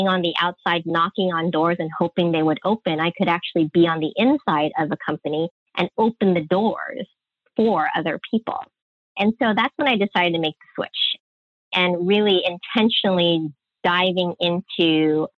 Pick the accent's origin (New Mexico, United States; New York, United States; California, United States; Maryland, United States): California, United States; San Francisco; I was born and raised in San Francisco